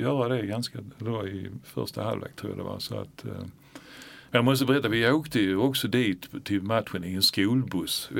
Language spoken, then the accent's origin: Swedish; Malmö, Skåne, Sweden; vi var ju födda på Möllevången